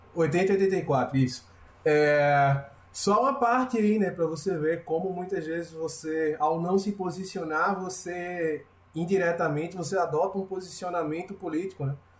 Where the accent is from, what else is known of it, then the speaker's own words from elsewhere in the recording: Recife, Pernambuco, Brazil; eu sou de Recife